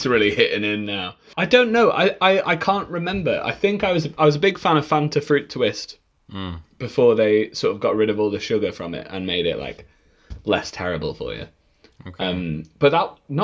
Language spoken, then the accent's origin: English; England, United Kingdom; as an English person